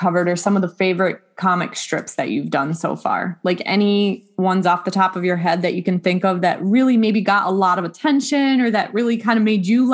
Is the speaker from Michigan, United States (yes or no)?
yes; Dearborn, Michigan, United States; growing up in Dearborn